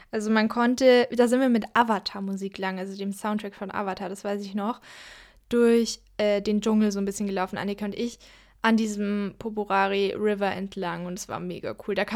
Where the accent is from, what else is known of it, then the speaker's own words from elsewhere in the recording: Southern Germany, Germany; Da sieht es ein bisschen aus wie hier in Süddeutschland, wo ich herkomme.